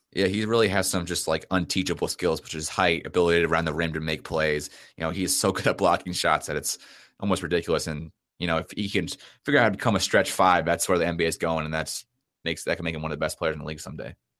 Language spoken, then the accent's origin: English; Indianapolis, Indiana, United States; I'm from Indianapolis